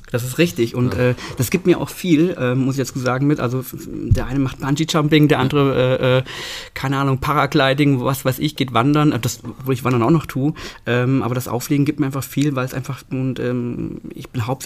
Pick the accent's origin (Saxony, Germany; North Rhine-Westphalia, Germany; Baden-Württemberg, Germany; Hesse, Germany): Hesse, Germany; Fulda; ich bin in Fulda geboren, Fulda aufgewachsen, Fulda zur Schule gegangen, habe meinen Freundeskreis hier.